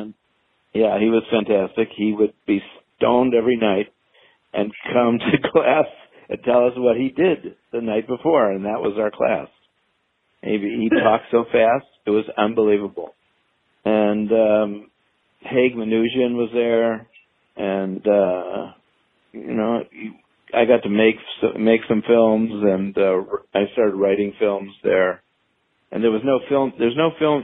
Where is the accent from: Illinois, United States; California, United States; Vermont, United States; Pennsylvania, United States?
Illinois, United States; Chicago; moved away as an adult; also born or lived in New York / Boston; I grew up in Illinois, um, on the north side of Chicago